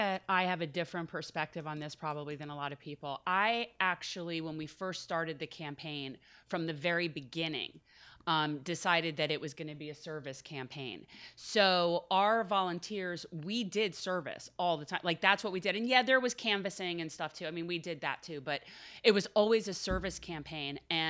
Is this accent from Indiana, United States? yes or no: no; North Miami, Florida, United States; I was born in North Miami, mm-hmm. so I'm from that area, you know, originally, and I have a lot of family in the south part of Miami, so I feel like a townie, but now I definitely prefer Broward.